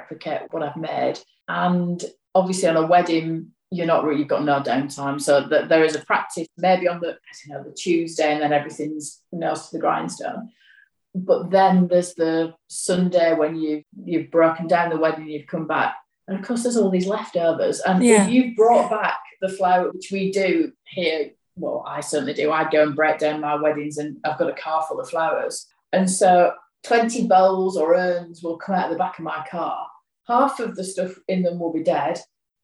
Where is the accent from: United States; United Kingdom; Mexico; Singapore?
United Kingdom; Yorkshire and the Humber; I'm from Yorkshire